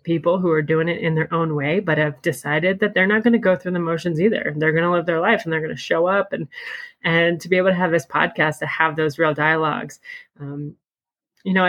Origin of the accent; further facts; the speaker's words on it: Pennsylvania, United States; moved away; we're originally from Pennsylvania